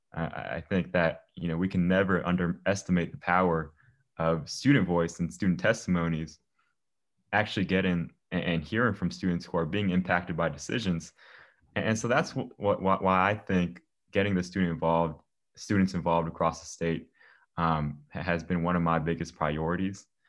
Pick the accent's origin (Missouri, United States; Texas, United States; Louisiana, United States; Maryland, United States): Maryland, United States; Germantown; I'm from Germantown, Maryland, born and raised here my whole life.